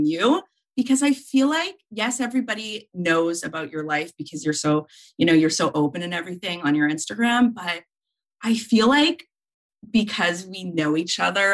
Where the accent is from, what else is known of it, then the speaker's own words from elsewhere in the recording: Montreal, Quebec, Canada; I'm from Montreal. I live in Montreal